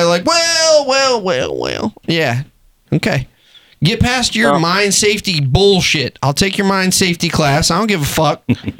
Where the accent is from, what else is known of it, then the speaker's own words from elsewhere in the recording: Texas, United States; moved away; I'm from Texas originally.